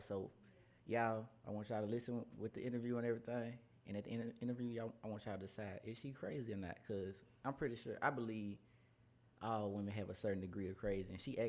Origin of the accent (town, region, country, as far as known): Memphis, Tennessee, United States